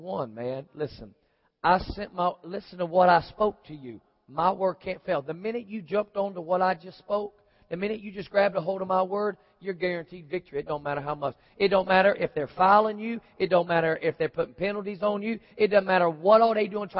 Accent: Florida, United States; moved away; also born or lived in Oklahoma; I'm originally from Florida

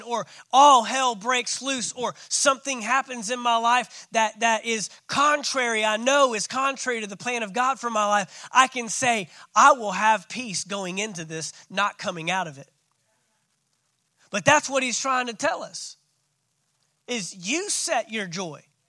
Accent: Fort Worth, Texas, United States; I grew up in Fort Worth, Texas.

